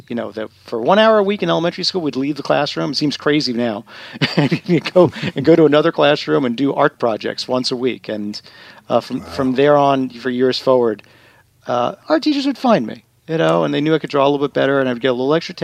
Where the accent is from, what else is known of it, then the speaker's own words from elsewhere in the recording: Long Island, New York, United States; I grew up in Long Island, New York